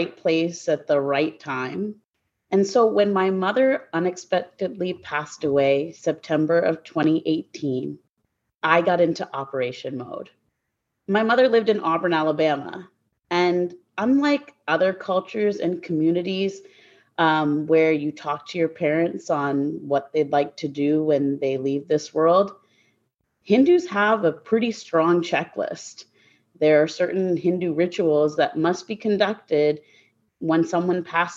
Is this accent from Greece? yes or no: no; Guelph, Ontario, Canada; moved away; I'm originally from Guelph, Ontario, Canada. That's where I was born and raised.